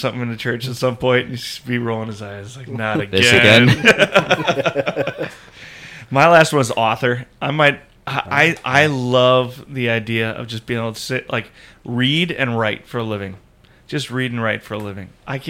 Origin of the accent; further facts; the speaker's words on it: Indiana, United States; the congregation I grew up in, or that I was born into in Indiana